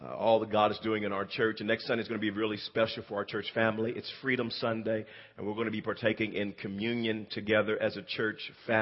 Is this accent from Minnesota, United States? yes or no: no; Wewoka, Oklahoma, United States; I grew up there in Wewoka, Oklahoma